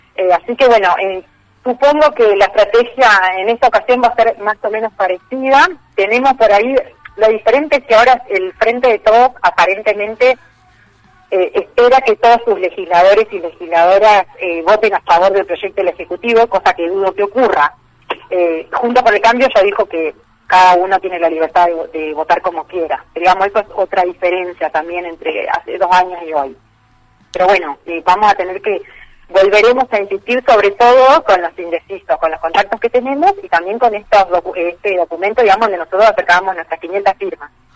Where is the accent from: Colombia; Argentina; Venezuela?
Argentina; Entre Ríos; moved away as an adult; now in Rosario, Argentina; Soy entrerriana de origen y vivo acá los 18